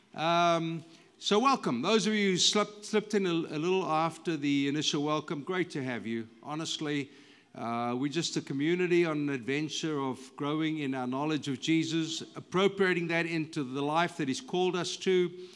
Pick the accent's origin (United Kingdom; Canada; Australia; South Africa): South Africa; moved away as an adult; now in United States; when I go back to South Africa, it's familiar, but it's not really home anymore